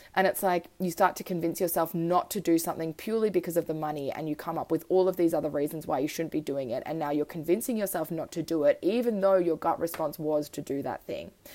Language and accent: English; Australia; also born or lived in Switzerland; I moved to Australia when I was three. I was born in Switzerland and love my Swiss roots.